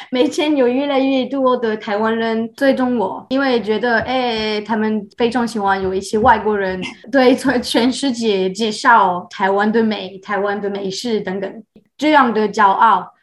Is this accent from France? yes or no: yes; France; first language French; Chinese is a second language; moved away as an adult; also born or lived in China / Taiwan; now in Montreal, Canada; 我出生的地方就是比较小的农村